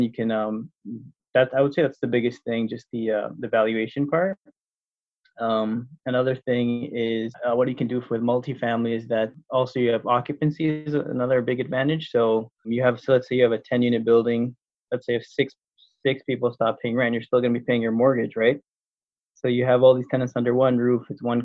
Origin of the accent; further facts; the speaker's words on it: Toronto, Ontario, Canada; moved away as an adult; now in Windsor, Canada; I'm originally from Toronto